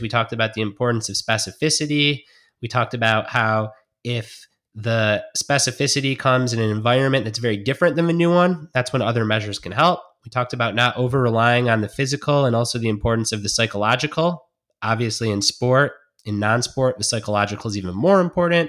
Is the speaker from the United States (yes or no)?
yes; Detroit, Michigan, United States; I grew up in Detroit watching football